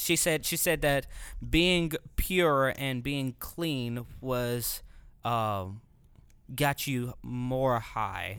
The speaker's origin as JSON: {"language": "English", "town": "New Orleans", "region": "Louisiana", "country": "United States", "moved": "yes", "said": "I'm originally from New Orleans"}